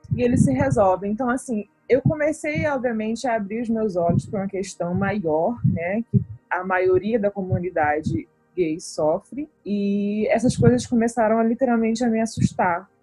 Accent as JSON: {"language": "Portuguese", "town": "Recife", "region": "Pernambuco", "country": "Brazil", "moved": "as an adult", "lives_now": "Canada", "said": "Recife, minha terra querida"}